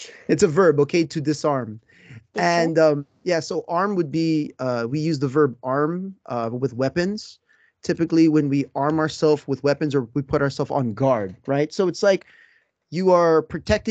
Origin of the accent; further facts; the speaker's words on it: Southern California, United States; now in Japan; I am from California, a very small subset in Southern California